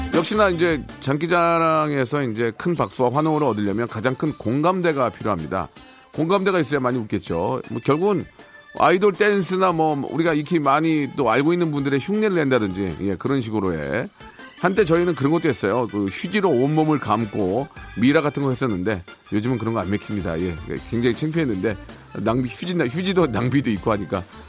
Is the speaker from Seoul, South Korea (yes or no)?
yes; Seoul, South Korea; 그 집에서 태어나서 열심히 살아가지고